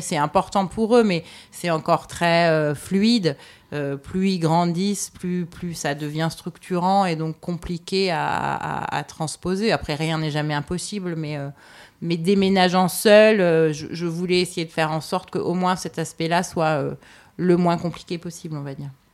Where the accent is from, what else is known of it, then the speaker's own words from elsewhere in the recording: Paris, Île-de-France, France; moved away as an adult; also born or lived in New York; je me sens presque aussi étrangère à Paris, même si c'est très familier que, bah, le fondamentaux de la culture, tu les comprends parce que c'est là d'où tu viens.